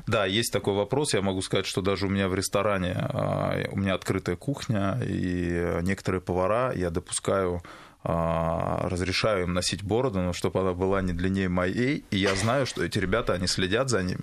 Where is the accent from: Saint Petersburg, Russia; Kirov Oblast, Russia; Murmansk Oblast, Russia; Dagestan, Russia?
Dagestan, Russia; Makhachkala; moved away; Я причем хотел открыть в Махачкале, там, где в Дагестане, у себя на родине